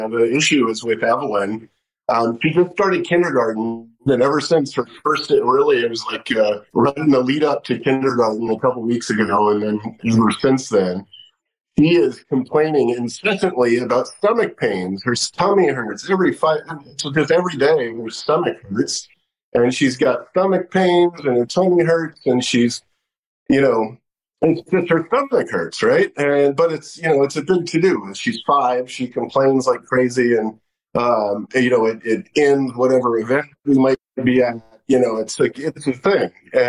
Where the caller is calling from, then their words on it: Washington, District of Columbia, United States; Washington, D.C.